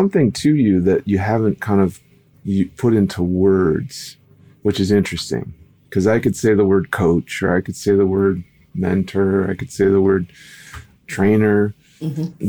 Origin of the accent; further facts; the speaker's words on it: Minnesota, United States; also born or lived in Louisiana; I grew up in Minnesota and Louisiana.